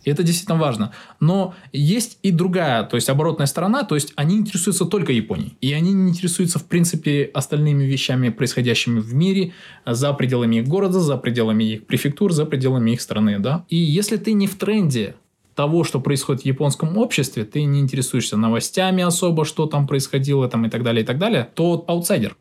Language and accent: Russian; Kazakhstan; moved away as an adult; now in Japan; будучи еще э, студентом в Казахстане